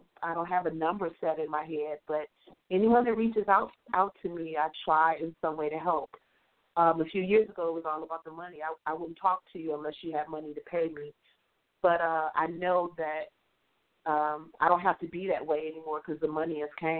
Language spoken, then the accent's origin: English; Midwest, United States; I'd always thought, especially growing up in the Midwest, that writing was going to be a hobby.